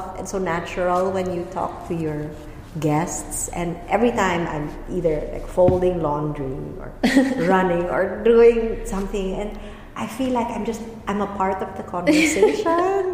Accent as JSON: {"language": "English", "country": "Philippines", "tie": "born or raised there", "moved": "yes", "said": "With Filipino, from my home country, with Filipino and with German, I stutter still."}